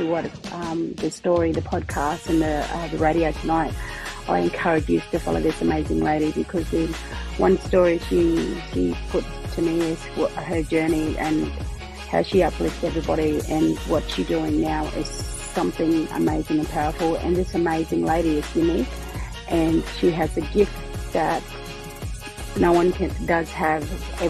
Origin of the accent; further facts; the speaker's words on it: Australia; I'm an author from Australia.